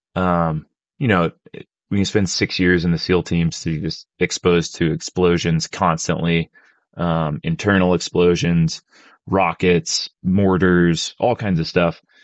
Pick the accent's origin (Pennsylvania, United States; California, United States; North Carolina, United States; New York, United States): Pennsylvania, United States; moved away; I, I grew up in Pennsylvania